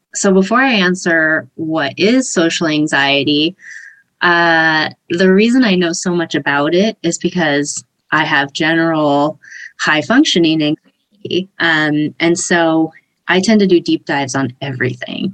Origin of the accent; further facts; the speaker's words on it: San Diego, California, United States; I'm from San Diego originally, and I've been here most of my life